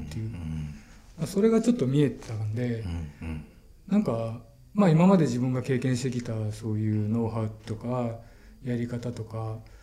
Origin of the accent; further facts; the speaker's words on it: Osaka, Japan; also born or lived in Okinawa; now in Tokyo, Japan; もともと大阪生まれであの音楽のために東京に出てきてっていうその大阪と東京しか知らない